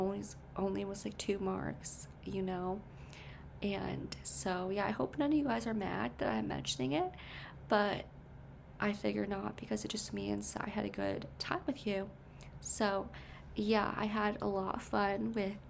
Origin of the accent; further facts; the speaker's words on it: Connecticut, United States; born in Connecticut